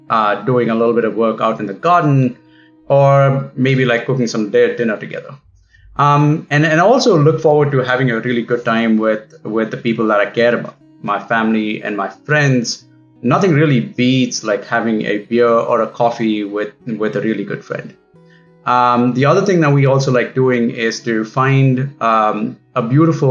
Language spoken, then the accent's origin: English; Bangalore, Karnataka, India; moved away as an adult; now in Seattle, United States; I am from Bangalore, but now I live in Seattle with my wife, Chaitanya, and dog, Imli